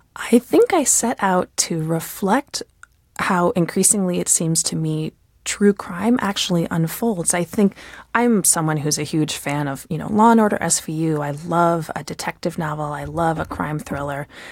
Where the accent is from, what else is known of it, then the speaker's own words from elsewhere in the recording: United States; as an American